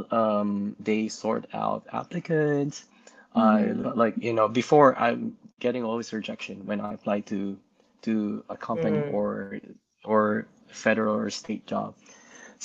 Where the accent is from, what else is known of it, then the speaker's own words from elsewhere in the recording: Philippines; moved away as an adult; also born or lived in Bay Area, California; now in California, United States; I was born and raised in the Philippines. And in 2013, I moved here.